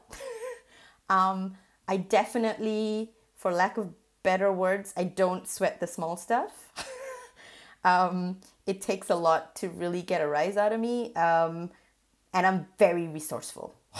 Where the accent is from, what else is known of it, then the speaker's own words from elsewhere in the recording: Singapore; moved away; I was born and raised in Singapore to migrant parents